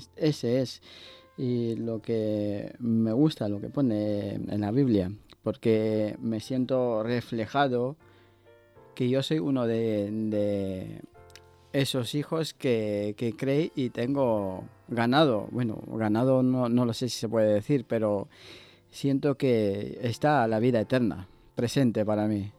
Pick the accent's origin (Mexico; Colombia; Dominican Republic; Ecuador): Ecuador; now in Basque Country, Spain; Yo soy de, Ecuador